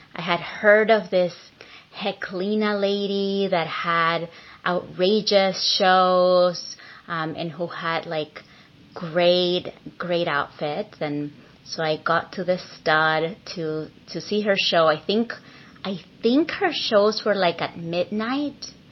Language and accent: English; Venezuela; moved away as an adult; now in San Francisco, United States; I am an immigrant from Venezuela who's been living in San Francisco for the past 19 years.